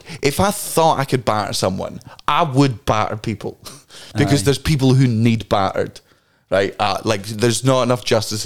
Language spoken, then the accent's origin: English; Fife, Scotland, United Kingdom; we grew up in Fife and we were all fucking teenagers out drinking